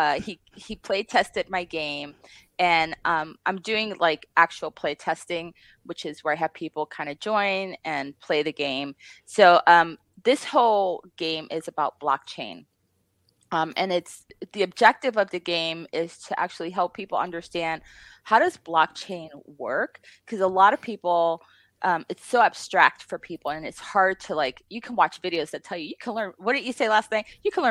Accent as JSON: {"language": "English", "country": "Puerto Rico", "moved": "yes", "lives_now": "Las Vegas, United States", "said": "I'm from Puerto Rico"}